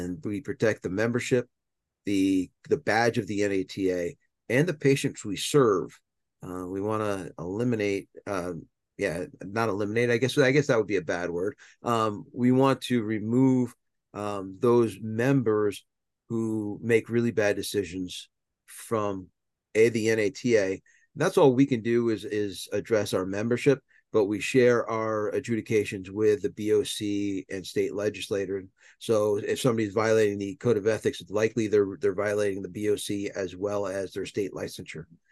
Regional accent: Southern New York, United States; I'm a New Yorker by heart. I grew up in Southern New York

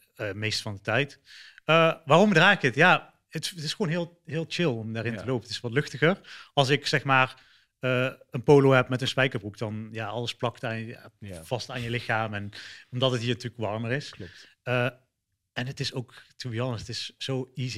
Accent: Eindhoven, North Brabant, Netherlands; moved away as an adult; also born or lived in Sri Lanka; now in Dubai, United Arab Emirates; ik kom uit Nederland, eh, Eindhoven

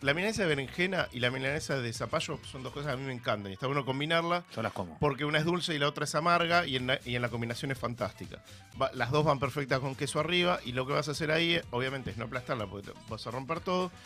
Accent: Argentina; madres argentinas como yo

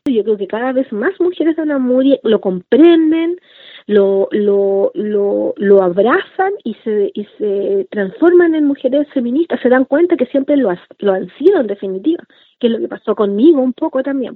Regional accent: Santiago, Santiago Metropolitan Region, Chile; como niña mapuche nací acá en Santiago, crecí en Santiago

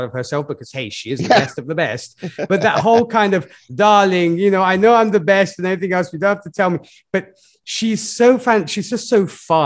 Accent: Milan, Lombardy, Italy; my hometown, Milan

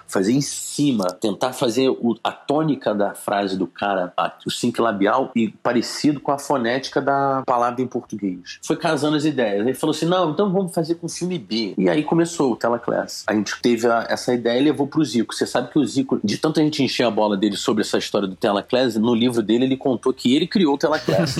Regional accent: Petrópolis, Rio de Janeiro, Brazil; moved away; also born or lived in São Paulo

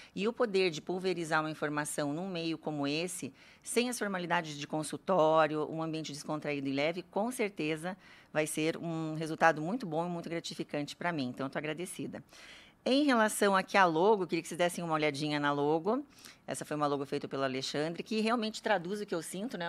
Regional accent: Curitiba, Paraná, Brazil; also born or lived in Campo Grande, Mato Grosso do Sul / São Paulo / Germany; eu nasci em Campo Grande, Mato Grosso do Sul. Esse sotaque é porque eu só fiquei lá um ano, vim aqui para Curitiba, já me considero curitibana

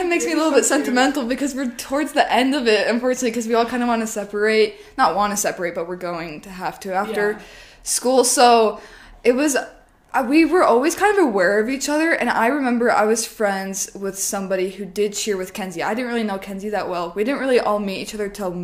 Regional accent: Rigby, Idaho, United States; born or raised there; also born or lived in Boise, Idaho

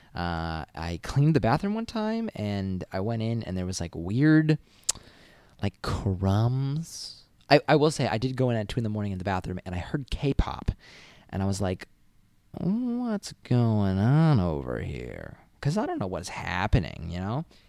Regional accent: Massachusetts, United States; moved away; I'm from Massachusetts.

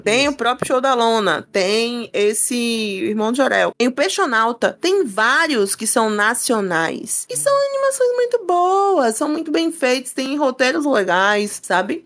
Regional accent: Brazil; enquanto brasileira

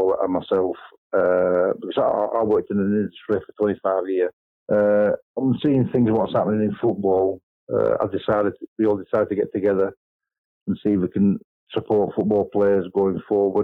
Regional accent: Burnley, North West England, United Kingdom; also born or lived in A Coruña, Spain; I was born in England, Burnley, actually, even with my Spanish name. My parents were from Spain, from La Coruña.

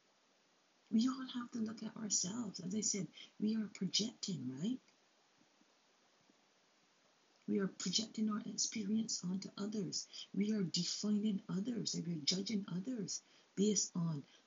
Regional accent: Barbados; now in Canada; I'm from Barbados, but I'm not just going to be defined by born in Barbados. I'm living in Canada for 30 years now.

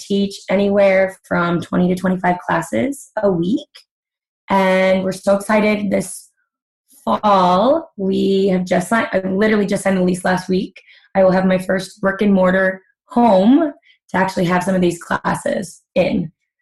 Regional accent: Hammond, Indiana, United States; moved away as an adult; also born or lived in Munster, Indiana / Chicago, Illinois; now in Riverside, United States; I grew up in Northwest Indiana, right at the bottom of Chicago, but the top of the state of Indiana, in Hammond and Munster

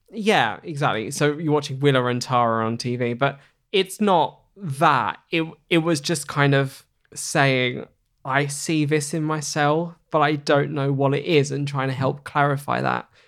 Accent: Hornchurch, London, United Kingdom; I grew up in Hornchurch in Essex

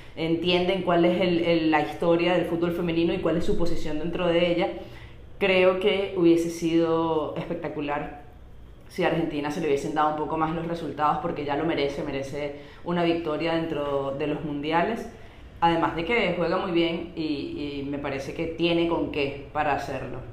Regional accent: Venezuela; nosotras somos dos chicas venezolanas que estamos actualmente en Valencia, Venezuela

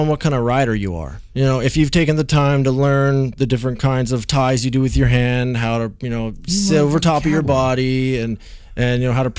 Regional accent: Bellevue, Washington, United States; moved away as an adult; I'm from Bellevue, Washington. It's right outside Seattle.

